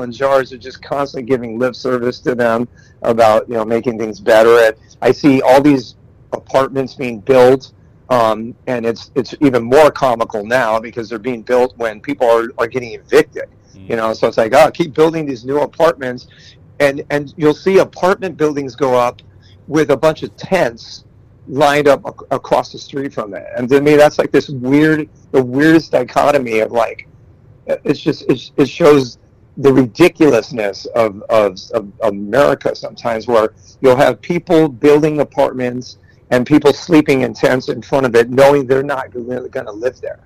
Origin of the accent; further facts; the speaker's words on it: Los Angeles, California, United States; I'm born and raised in Los Angeles